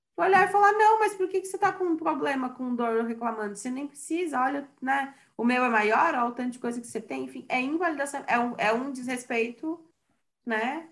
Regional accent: Santa Catarina, Brazil; sou de Santa Catarina

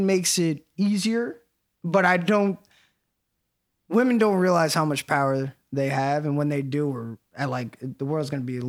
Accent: Beacon, New York, United States; I'm from Davies. Very underprivileged area in Beacon

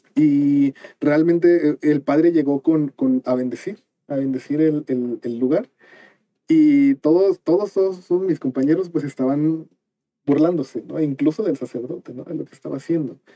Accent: Cuernavaca, Morelos, Mexico; yo soy de Cuernavaca

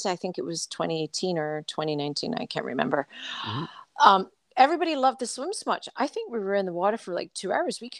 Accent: Scotland, United Kingdom; accent: Scottish; my Scottish accent.

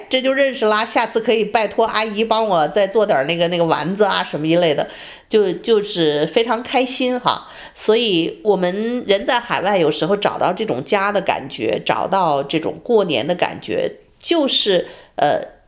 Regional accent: China; also born or lived in United States; now in Texas, United States; 我们中国人

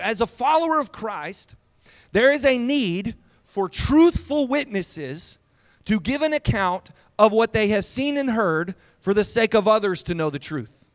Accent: Lindale, Texas, United States; now in San Antonio, United States; I'm from Lindale

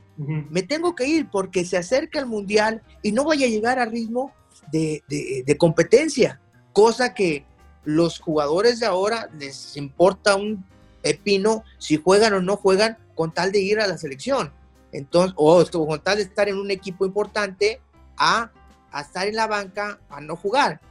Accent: Mexico; como mexicano

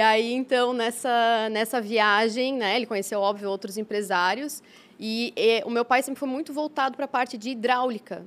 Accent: Blumenau, Santa Catarina, Brazil; also born or lived in China; meus pais somos naturais de Blumenau

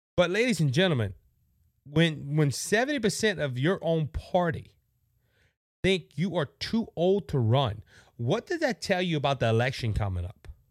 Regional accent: Cajun country, Louisiana, United States; I'm from Cajun country

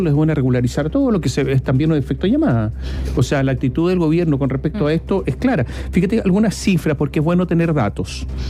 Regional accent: Chile; nuestro país

